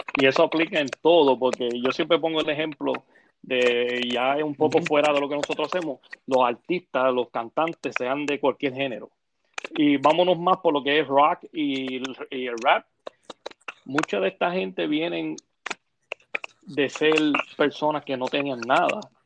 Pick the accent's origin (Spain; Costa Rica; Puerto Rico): Puerto Rico; Ponce; de las calles de Ponce